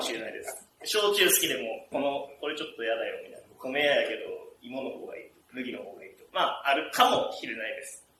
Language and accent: Japanese; Kanazawa, Ishikawa, Japan; 金沢生まれ、金沢育ちで